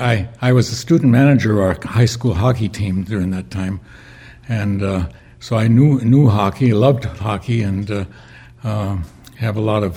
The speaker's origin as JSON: {"language": "English", "town": "Duluth", "region": "Minnesota", "country": "United States", "tie": "born or raised there", "moved": "as an adult", "said": "I was actually born at home in the western part of Duluth, and that's where we went to church at first."}